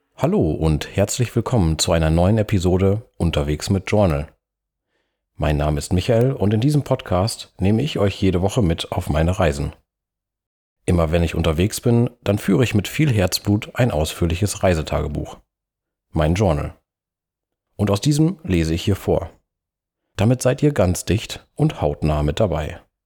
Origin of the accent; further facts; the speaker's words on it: Münsterland, North Rhine-Westphalia, Germany; meine Heimat, das Münsterland